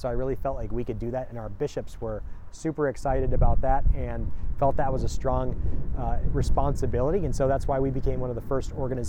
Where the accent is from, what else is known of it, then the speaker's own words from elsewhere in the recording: Detroit, Michigan, United States; now in Minnesota, United States; I lived in Houston for a year. I lived in Rome for a year. I'm from Detroit, but inevitably it's again that love of place.